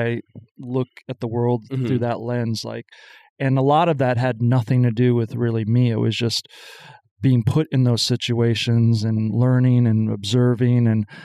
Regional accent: Madison, Wisconsin, United States; moved away; I'm originally from Madison, skipped around for a while and back

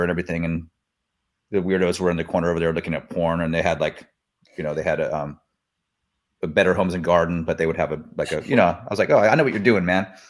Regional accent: Sacramento, California, United States; also born or lived in Mendocino; now in Sacramento, United States; I'm from Sacramento originally, but I, um, I grew up there. And then I moved back here

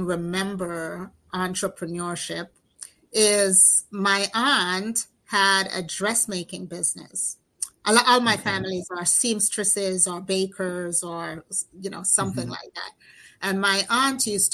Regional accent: New York City, New York, United States; also born or lived in Jamaica; I grew up here in Brooklyn. I'm in Brooklyn, New York

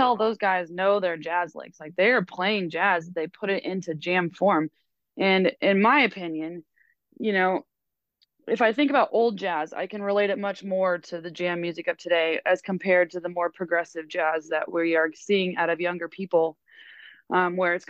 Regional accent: Kansas City, United States; I'm from Kansas City. I live there currently

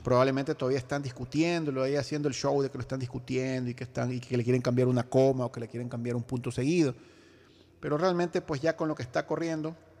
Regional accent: Ecuador; como ecuatoriano, y como ciudadano de este país

